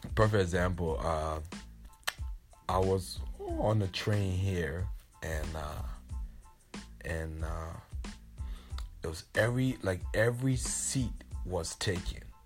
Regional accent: Liberia; I'm from Liberia and I grew up the city that I grew up in in Liberia was uh Omatade.

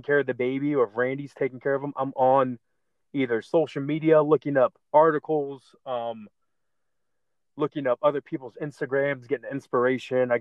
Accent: Barberton, Ohio, United States; you got Barberton right next door, which is my hometown

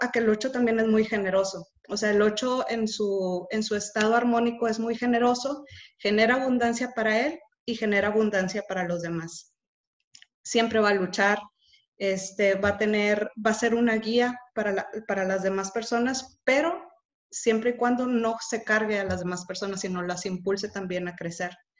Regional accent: Monterrey, Nuevo León, Mexico; Soy de Monterrey

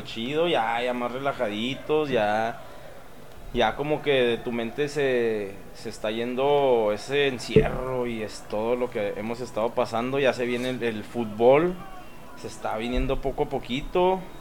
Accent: Mexico; como mexicanos

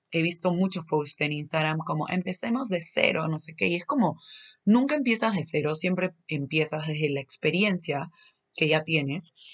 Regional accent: Lima, Peru; yo soy de Lima, soy de Perú, pero probablemente en muchos momentos se me va a salir un acento así medio mexicano.

